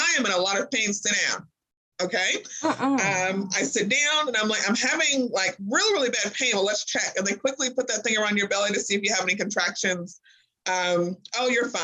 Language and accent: English; Springfield, Illinois, United States; moved away as an adult; now in Kentucky, United States; I'm not originally from Kentucky. I'm from Springfield, Illinois